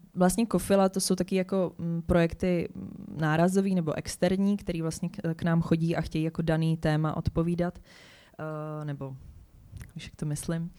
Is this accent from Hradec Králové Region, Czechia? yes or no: yes; Hradec Králové, Hradec Králové Region, Czechia; já jsem jako holka z Hradce Králové